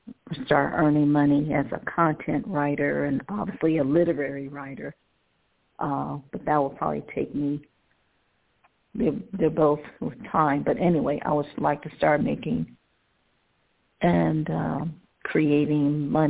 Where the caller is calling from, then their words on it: Cleveland, Ohio, United States; I'm calling from Cleveland, Ohio. Thank you for taking my call.